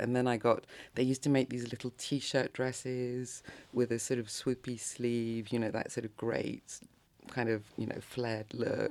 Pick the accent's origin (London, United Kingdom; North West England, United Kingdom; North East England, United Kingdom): London, United Kingdom; moved away as an adult; also born or lived in Japan; now in Paris, France; grew up in, basically in London, between London and the countryside.